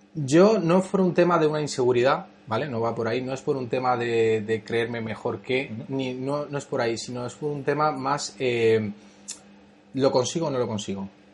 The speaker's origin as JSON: {"language": "Spanish", "town": "Madrid", "region": "Community of Madrid", "country": "Spain", "tie": "born or raised there", "also_born_or_lived": "Cuba", "said": "yo soy inmigrante, vine con ocho años a España, soy, somos de origen cubano"}